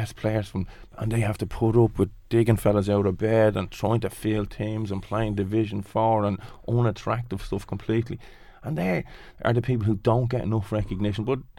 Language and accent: English; Dublin, Leinster, Ireland; because we're from Ballymun.